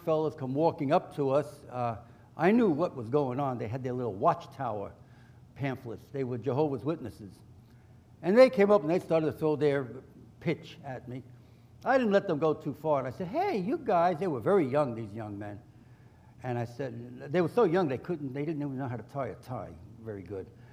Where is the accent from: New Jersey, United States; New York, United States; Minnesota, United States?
New York, United States; New York City; I grew up in New York City